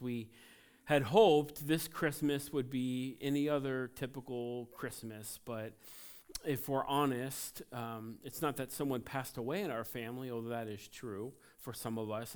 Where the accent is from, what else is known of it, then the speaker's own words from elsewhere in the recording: Cincinnati, Ohio, United States; I'm from Cincinnati